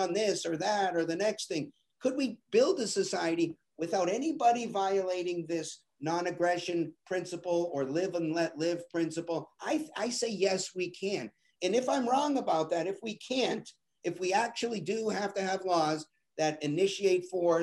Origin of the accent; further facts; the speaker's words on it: Boston, Massachusetts, United States; I'm from Boston, and everybody in my family and everybody I knew was a Democrat